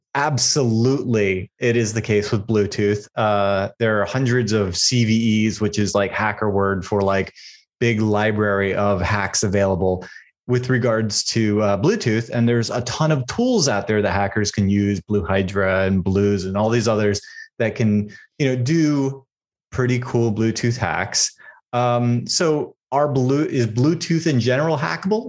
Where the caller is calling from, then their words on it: Austin, Texas, United States; I'm calling in from Austin, Texas